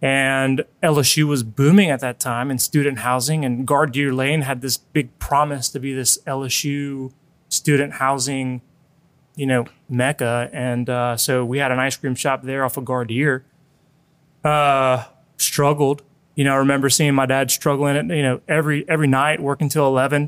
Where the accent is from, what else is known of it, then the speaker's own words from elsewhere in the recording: Colombia; now in United States; because whenever we came from Colombia, it was during the 80s, so it was a big recession.